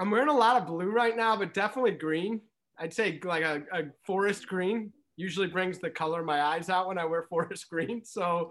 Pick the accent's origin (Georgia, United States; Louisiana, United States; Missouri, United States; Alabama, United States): Missouri, United States; St. Louis; now in Chicago, United States; growing up in Saint Louis, we didn't have a basketball team, right? And so, yes, I've been in Chicago for seventeen years